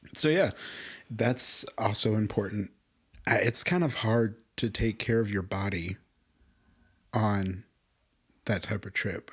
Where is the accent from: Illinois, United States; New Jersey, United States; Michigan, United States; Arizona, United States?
Illinois, United States; Chicago; moved away as an adult; now in Las Cruces, United States; I grew up in Chicago my life